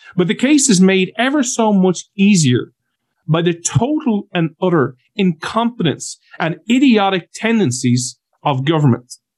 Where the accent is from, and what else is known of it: Ireland